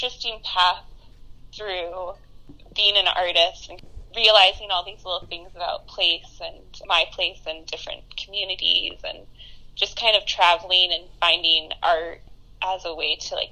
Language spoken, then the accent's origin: English; Sebastian, Florida, United States; moved away as an adult; also born or lived in St. Augustine, Florida / Indiana; I was born and raised in Sebastian, Florida